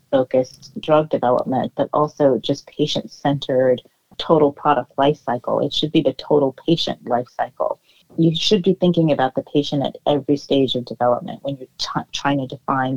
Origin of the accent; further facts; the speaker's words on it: Oakland, California, United States; I grew up in Oakland, California